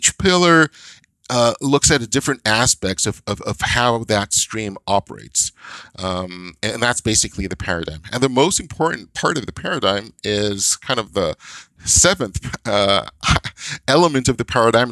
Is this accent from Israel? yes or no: yes; Israel; moved away as an adult; now in North America; I grew up in Israel. And in Israel, when I started grade one, we had a class. And that same class stayed until grade eight.